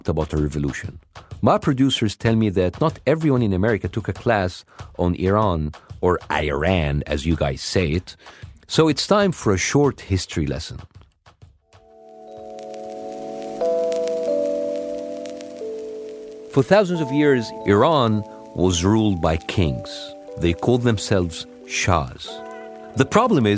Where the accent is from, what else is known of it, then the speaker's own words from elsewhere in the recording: Egypt; moved away; I was growing up in Egypt, I didn't have your experience. I grew up in my own country